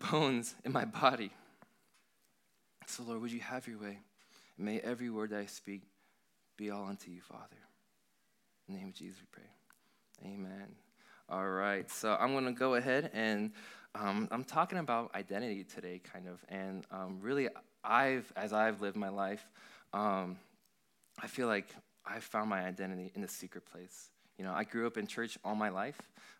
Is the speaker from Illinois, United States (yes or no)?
yes; Bourbonnais, Illinois, United States; also born or lived in Santa Rosa, California / Philadelphia / Cincinnati; Then moved to Philly for 2 years, moved to Cincinnati for 5 years, and of all places, my dad decided to end up in Bourbonnais, Illinois when I was 8 years old